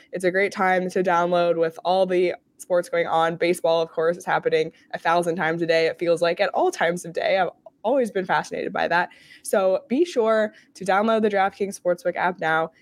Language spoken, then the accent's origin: English; Canada; I'm Canadian